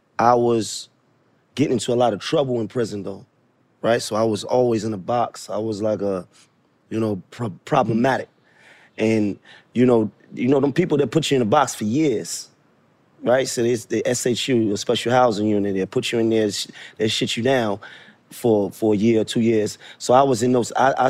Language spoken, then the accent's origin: English; Brooklyn, New York, United States; I'm a Knicks fan, and Nets fans. I'm from Brooklyn.